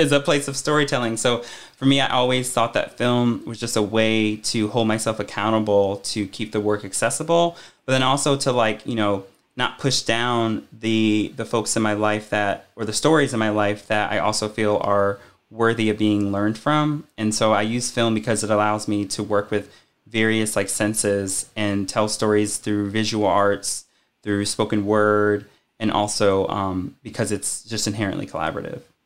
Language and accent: English; Connecticut, United States; moved away as an adult; now in Richmond, United States; I'm originally from Connecticut